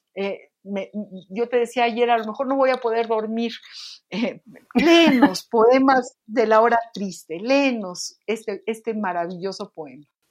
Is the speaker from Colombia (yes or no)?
no; Mexico City, Mexico; yo vivía en la colonia Linda Vista también cuando era muy niña